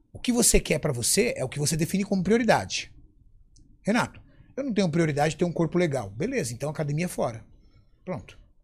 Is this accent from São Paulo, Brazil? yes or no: yes; São Paulo, Brazil; also born or lived in ABC Paulista; Eu nasci na zona sul de São Paulo, na, num bairro chamado... É um bairro chamado Cidade Dutra, em Interlagos